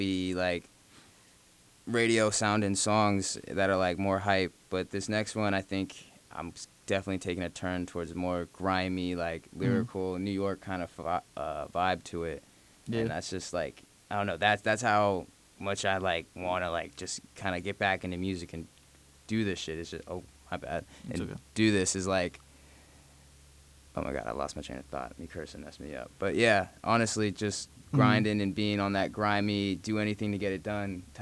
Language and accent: English; Jamaica; I'm Jamaican